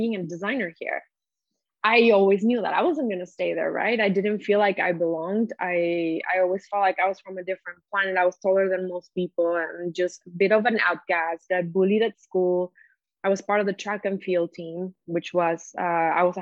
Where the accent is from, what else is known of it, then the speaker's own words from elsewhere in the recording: Mexico; moved away; also born or lived in Montreal / Amsterdam; I grew up in Mexico